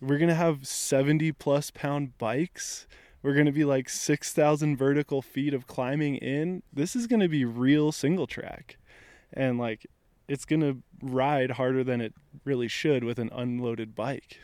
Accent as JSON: {"language": "English", "region": "Front Range of Colorado", "country": "United States", "tie": "born or raised there", "said": "So I grew up in the Front Range of Colorado"}